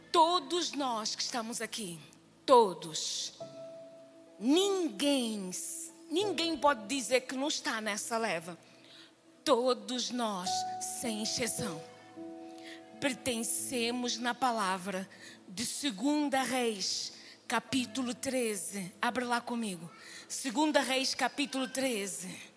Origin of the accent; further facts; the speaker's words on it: Angola; moved away; also born or lived in Europe; eu nasci em Angola, 55 anos